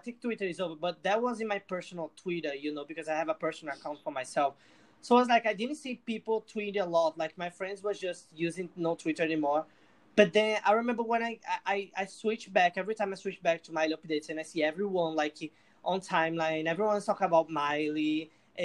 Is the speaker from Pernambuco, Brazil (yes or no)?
yes; Recife, Pernambuco, Brazil; English is a second language; I'm from Brazil. I'm from a city called Recife